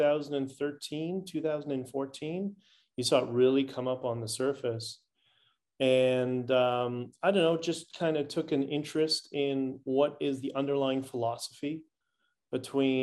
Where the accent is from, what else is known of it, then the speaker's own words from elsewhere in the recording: Canada; I'm Canadian first